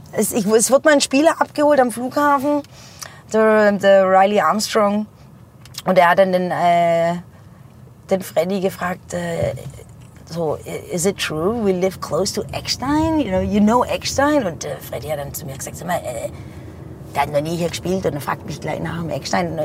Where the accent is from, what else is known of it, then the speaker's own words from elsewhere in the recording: Heilbronn, Baden-Württemberg, Germany; in die Frankfurter Straße, wo ich aufgewachsen bin